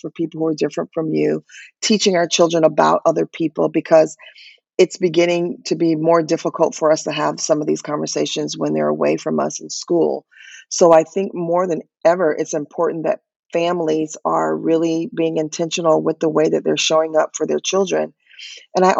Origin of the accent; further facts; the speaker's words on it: Florida, United States; I'm from Florida